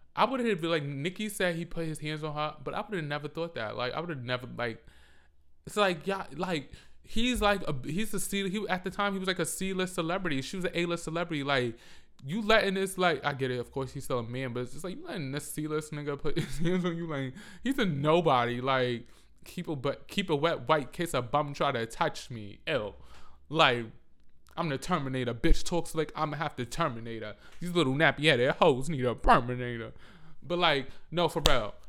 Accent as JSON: {"language": "English", "region": "New York", "country": "United States", "said": "I'm from New York"}